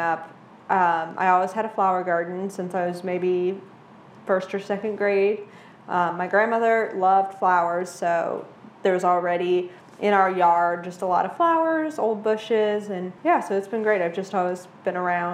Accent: Wallace, Nebraska, United States; moved away as an adult; now in Lincoln, United States; I'm originally from Wallace, Nebraska

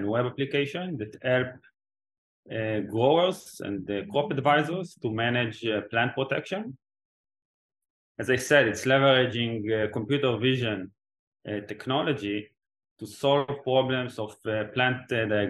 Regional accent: Israel; also born or lived in Oxford; I was born and raised in Israel.

